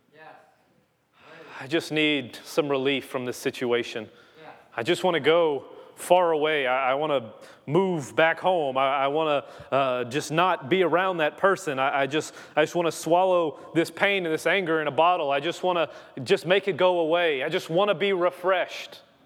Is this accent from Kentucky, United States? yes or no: no; Louisiana, United States; moved away; I am from Louisiana